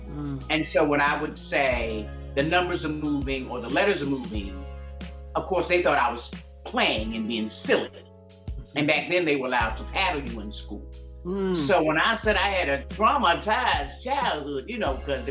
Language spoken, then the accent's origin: English; Hope Mills, North Carolina, United States; moved away; also born or lived in Philadelphia, Pennsylvania / Okinawa, Japan; I'm from Philadelphia, born, and I can't just say born and raised because I spent a lot of my youth in a little small town called Hope Mills, North Carolina.